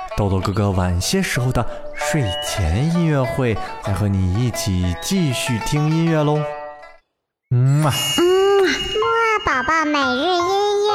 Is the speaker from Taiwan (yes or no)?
no; China; 也就是我们中国人自己的音乐。